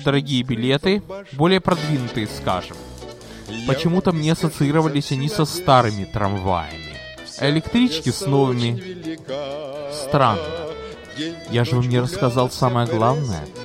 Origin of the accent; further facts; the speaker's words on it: Odesa, Odesa Oblast, Ukraine; родился и вырос в Одессе на Молдаванке